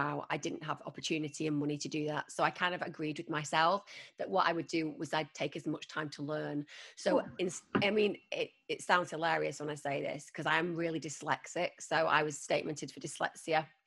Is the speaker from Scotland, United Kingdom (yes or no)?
no; Manchester, North West England, United Kingdom; moved away; I was a girl from Manchester. I didn't even go to London until I started working in the media